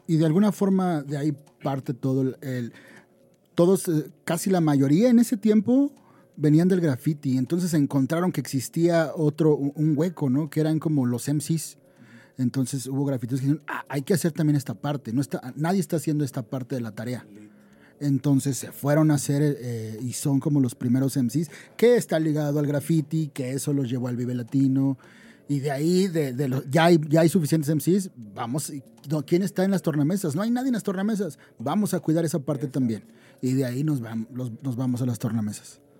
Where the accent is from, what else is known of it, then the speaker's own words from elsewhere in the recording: Ecatepec, State of Mexico, Mexico; yo vengo de Catepec, y es que es, es una, y de una colonia que se llama Jardines de Morelos